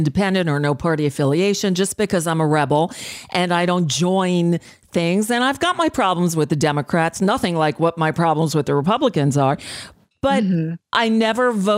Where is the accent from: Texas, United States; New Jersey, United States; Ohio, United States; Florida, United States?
Florida, United States; South; I grew up in South Florida